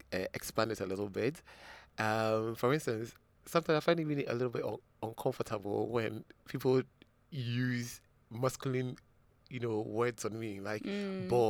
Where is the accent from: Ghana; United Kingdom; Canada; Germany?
Ghana; Accra, Greater Accra; I actually grew up around this area. I grew up in Medina.